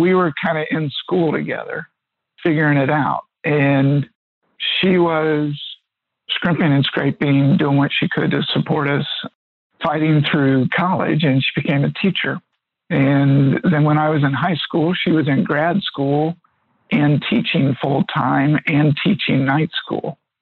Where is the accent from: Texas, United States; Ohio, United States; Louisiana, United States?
Ohio, United States; Middletown; I grew up in Middletown, Ohio